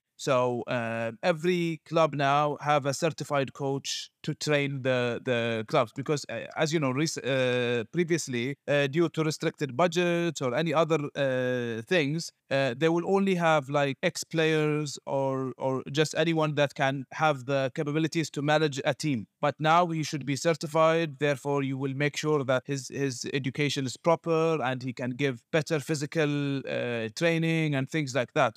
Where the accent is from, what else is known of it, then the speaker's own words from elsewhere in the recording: Bahrain; also born or lived in Chicago, United States; I'm from Bahrain.